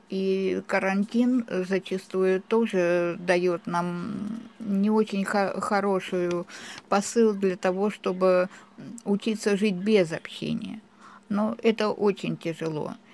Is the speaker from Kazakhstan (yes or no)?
no; Donbas, Ukraine; now in Nevezhkino, Russia; Проживаю в селе Невешкино уже шестой год. Приехали сюда. Мы из Донбасса с семьей моей дочери.